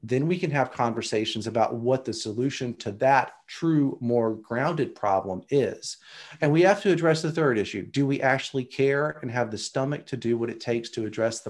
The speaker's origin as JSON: {"language": "English", "region": "Arkansas", "country": "United States", "said": "I came from the Appalachians of Arkansas and the Ozarks"}